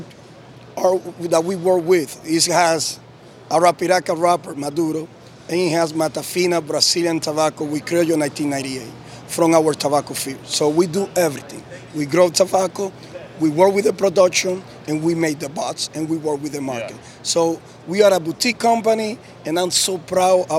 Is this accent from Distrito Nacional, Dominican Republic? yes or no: no; Tamboril, Santiago, Dominican Republic; I'm from Dominican Republic, and I'm from a small town called Tamboril.